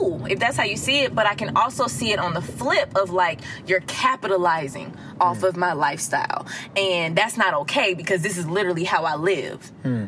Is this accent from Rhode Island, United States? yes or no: no; Atlanta, Georgia, United States; Now, I am from the Gucci side of ATL. Like, I was born and raised off Gresham Road, Boulder Crest, like East Atlanta, straight up Zone 6. East Atlanta.